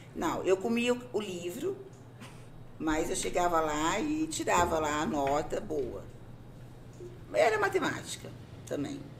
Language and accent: Portuguese; Pontal, São Paulo, Brazil; moved away as an adult; now in Sertãozinho, Brazil; eu sou pontalense, nasci em Pontal. Vivi minha vida praticamente inteira em Pontal. Fazem seis anos que eu moro aqui em Sertãozinho